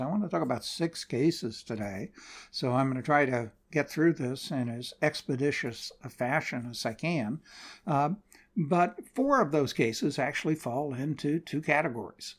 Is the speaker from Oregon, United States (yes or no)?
yes; Portland, Oregon, United States; Portland, Oregon, my hometown